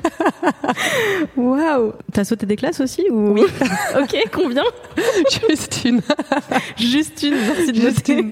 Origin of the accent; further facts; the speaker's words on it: Moselle, Grand Est, France; je viens de Moselle, euh, pareil de la frontière allemande